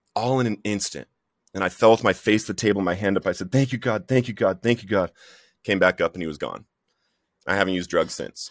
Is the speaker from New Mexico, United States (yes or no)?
no; Littleton, Colorado, United States; I grew up in Littleton, Colorado. I went to Columbine High School